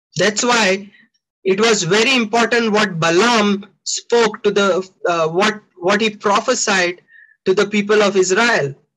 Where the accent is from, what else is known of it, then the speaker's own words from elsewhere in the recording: India; I'm an Indian.